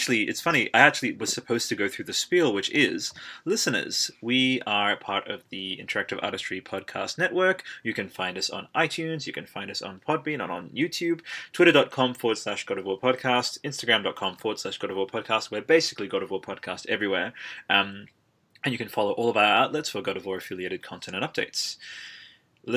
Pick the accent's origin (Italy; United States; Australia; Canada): Italy; I'm from Italy